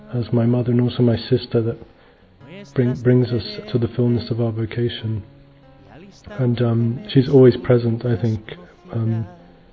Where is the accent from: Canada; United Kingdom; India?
United Kingdom; Northern Ireland; I'm from Northern Ireland and I'm 30 years old.